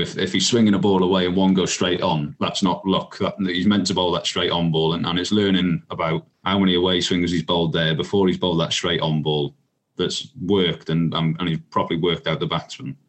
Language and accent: English; Welsh, Wales, United Kingdom; as I sort of grew up and realised, hang on, I'm Welsh here